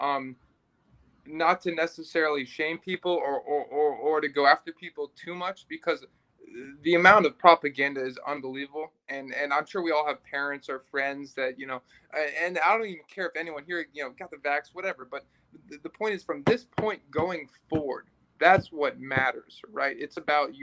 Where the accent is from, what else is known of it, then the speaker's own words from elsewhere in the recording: Hanover, New Hampshire, United States; moved away; I'm from New Hampshire originally. Shout out to Hanover, New Hampshire